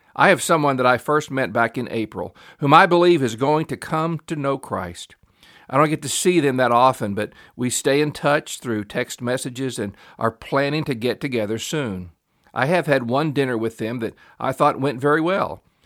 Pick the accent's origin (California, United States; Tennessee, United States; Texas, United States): Tennessee, United States; Memphis; I grew up in Memphis, Tennessee, which is a pretty large town